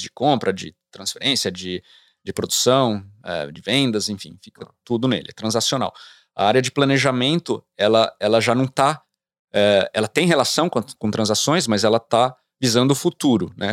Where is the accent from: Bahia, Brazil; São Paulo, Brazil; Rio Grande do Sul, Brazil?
São Paulo, Brazil; moved away as an adult; now in United States; sair dessa realidade de uma cidade grande, né, eu sou de São Paulo, pra uma, uma fazenda